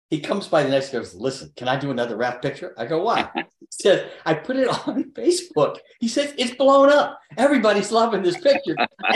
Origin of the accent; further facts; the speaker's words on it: Hattiesburg, Mississippi, United States; moved away; also born or lived in New York; listen, I'm from Hattiesburg, Mississippi. My family's not in show business.